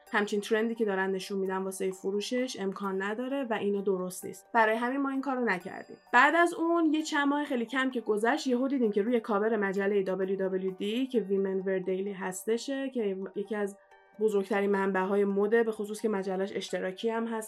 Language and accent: Persian; Iran; moved away; من ایرانیم